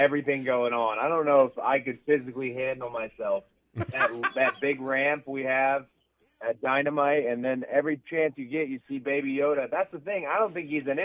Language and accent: English; the South, United States; I'm from the South, and I love Southern wrestling, and I grew up on Southern wrestling